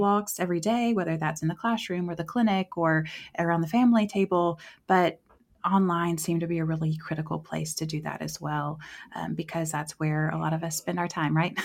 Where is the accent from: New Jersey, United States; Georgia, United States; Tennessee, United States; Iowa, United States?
Tennessee, United States; West; moved away as an adult; also born or lived in Southeast Asia; now in Columbia, United States; I'm originally from West Tennessee